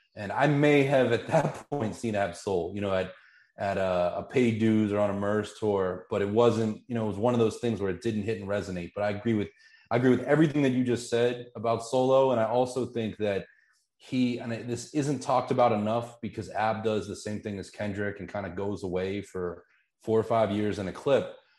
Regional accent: Pittsburgh, Pennsylvania, United States; Growing up in Pittsburgh

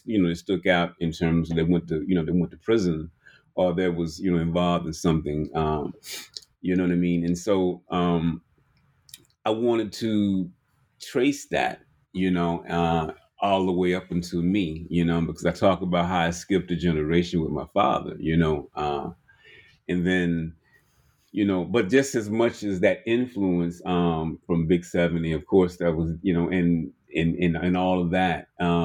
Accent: Birmingham, Alabama, United States; You're talking about growing up in Birmingham and coming up in what they call sort of like a juke joint or a shot house.

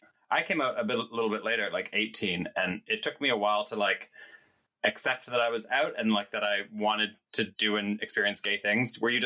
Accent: Canada; now in United Kingdom; like as a Canadian who, and now UK

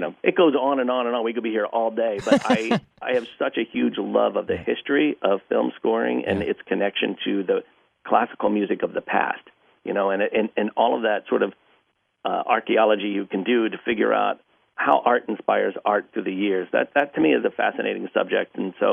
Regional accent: East Coast, United States; I grew up on the East Coast

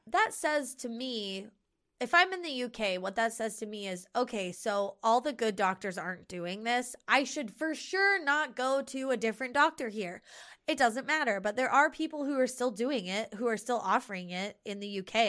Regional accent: United States; here, this is my native country with my native language and with my family

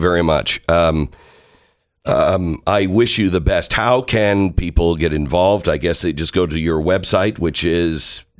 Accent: Seattle, Washington, United States; moved away; I'm from the Seattle area. I grew up in the Pacific Northwest. I've always wanted to go home and live in the Pacific Northwest.

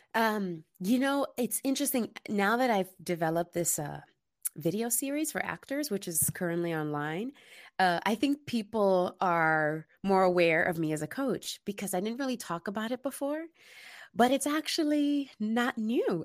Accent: New York City, New York, United States; now in Los Angeles, United States; I'm originally from the Bronx, New York, which is typically known as being this tough place

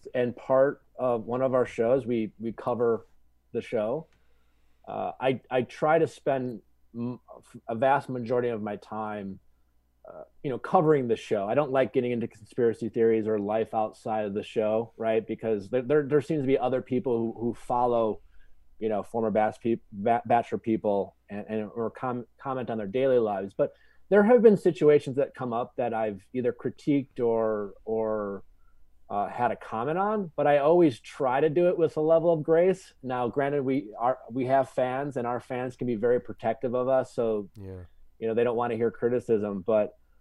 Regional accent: Milwaukee, Wisconsin, United States; now in Los Angeles, United States; I grew up in Wisconsin, Milwaukee

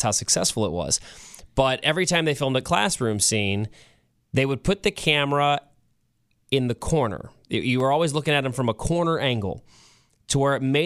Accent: St. Louis, Missouri, United States; now in Kansas City, United States; I grew up in St. Louis

